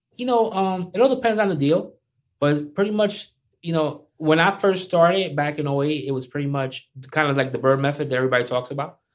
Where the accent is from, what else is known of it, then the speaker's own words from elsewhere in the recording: Paterson, New Jersey, United States; I'm from Patterson.